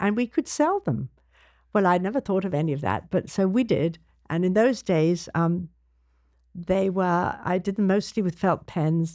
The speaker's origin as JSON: {"language": "English", "region": "London", "country": "United Kingdom", "tie": "born or raised there", "said": "I grew up in London"}